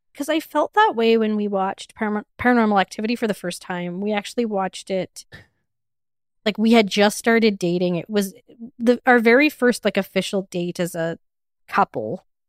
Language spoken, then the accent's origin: English; Edmonton, Alberta, Canada; I'm from Edmonton